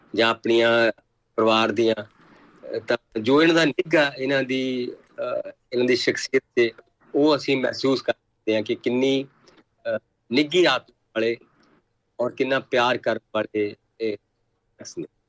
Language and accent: Punjabi; Patar Kalan, Punjab, India; ਸਾਡੇ ਪਿੰਡ ਪੱਤਰ ਕਲਾਂ